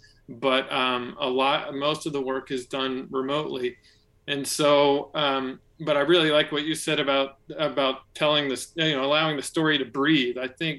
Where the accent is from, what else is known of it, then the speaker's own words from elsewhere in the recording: Atlanta, Georgia, United States; I'm from Atlanta